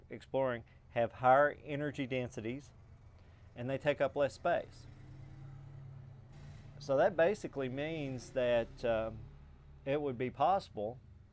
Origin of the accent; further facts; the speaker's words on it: hometown about an hour from Georgetown, Kentucky, United States; Georgetown, Kentucky, which is about an hour, maybe an hour and 10 minutes up the road, depending on traffic. And there are several people that live in my hometown that drive that far every day